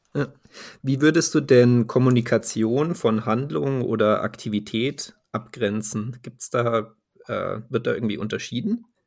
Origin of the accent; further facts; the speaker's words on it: Munich, Bavaria, Germany; ich äh, bin ja aus München